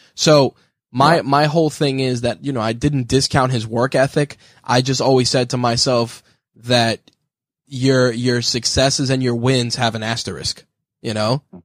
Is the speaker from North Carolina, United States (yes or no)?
no; New York City, New York, United States; I was born in the Bronx, and then I moved later on to the borough of Queens